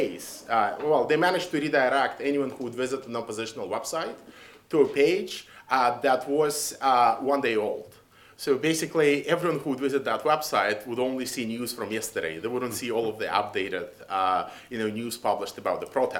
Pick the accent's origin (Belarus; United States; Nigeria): Belarus; moved away; I come from Belarus.